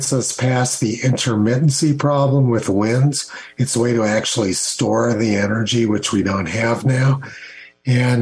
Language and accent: English; Los Alamos, New Mexico, United States; I grew up in Los Alamos